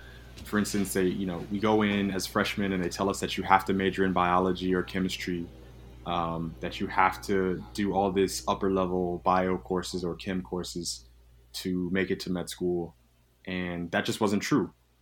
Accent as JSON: {"language": "English", "town": "Nashville", "region": "Tennessee", "country": "United States", "tie": "born or raised there", "moved": "as an adult", "lives_now": "Philadelphia, United States", "said": "I'm originally from Nashville, Tennessee"}